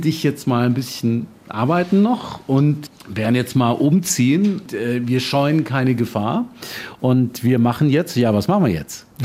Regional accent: Germany; moved away; Ich bin in Deutschland groß geworden

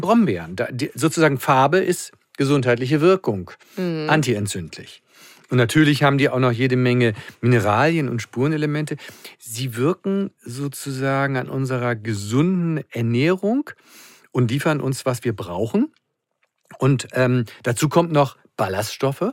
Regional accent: Schleswig-Holstein, Germany; now in Hamburg, Germany; als Schleswig-Holsteiner

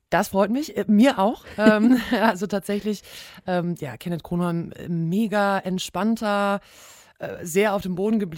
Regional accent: North Rhine-Westphalia, Germany; ja, Ruhrgebiet, da wo ich auch wegkomme, wie man bei uns dann so schön sagt.

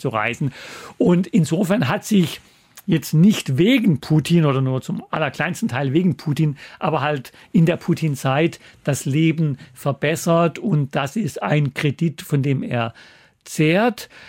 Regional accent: southern Black Forest near Freiburg, Baden-Württemberg, Germany; moved away as an adult; also born or lived in Russia / East Germany; now in Hamburg, Germany; meine alte Heimat empfehlen. Hier heißt es sogar badischer Wein von der Sonne verwöhnt. Also diese Gegend, aus der ich komme, da am Rande des Südschwarzwalds in der Nähe von Freiburg

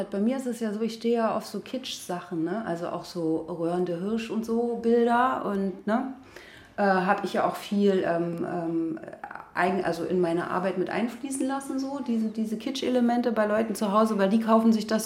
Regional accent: Berlin, Germany; Ja, ich bin tatsächlich äh, in Berlin geboren, in Neukölln.

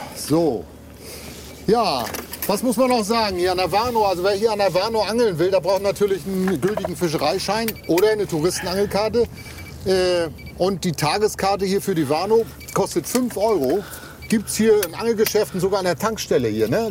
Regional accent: Mecklenburg-Vorpommern, Germany; hier bei uns in Mecklenburg-Vorpommern

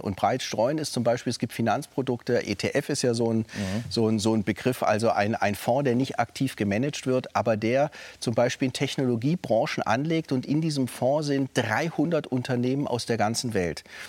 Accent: Stuttgart, Baden-Württemberg, Germany; moved away as an adult; now in Frankfurt, Germany; als Württemberger Schwabe, äh, geboren wird in Stuttgart

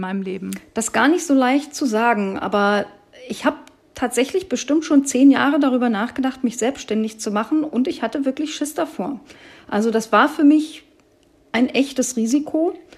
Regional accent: Brandenburg, Germany; moved away as an adult; also born or lived in Hesse; Also ich bin ja Brandenburgerin

